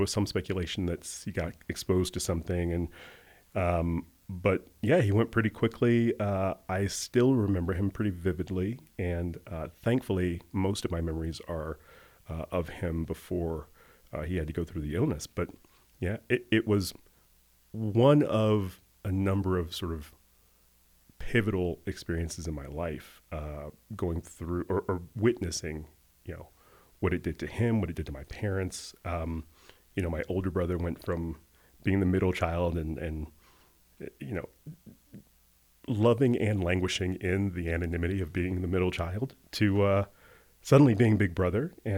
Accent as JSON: {"language": "English", "town": "Montgomery", "region": "Alabama", "country": "United States", "tie": "born or raised there", "said": "I am the son of educators. I was born and raised in Montgomery, Alabama, middle-class family."}